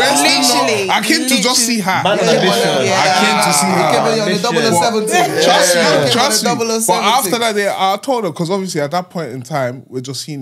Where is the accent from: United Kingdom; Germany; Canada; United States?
Germany; I'm from Germany